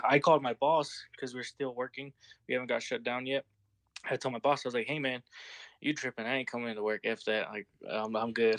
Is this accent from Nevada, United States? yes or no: no; Utah, United States; also born or lived in California; I was, uh, born in Cali, but I was raised out here in Utah, so I say I'm from Utah